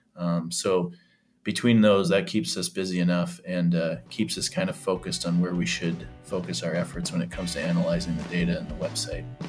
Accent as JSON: {"language": "English", "country": "Canada", "moved": "yes", "lives_now": "Nebraska, United States", "said": "being a Canadian citizen as well, even though I'm down here in Nebraska"}